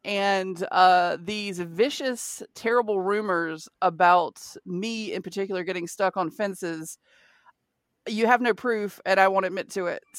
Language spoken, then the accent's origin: English; the South, United States; I'm from the South. I know farmers. I grew up on a horse ranch.